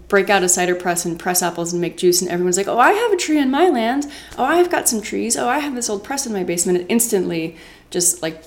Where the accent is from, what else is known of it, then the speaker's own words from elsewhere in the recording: Rensselaerville, New York, United States; I grew up in Rensselaerville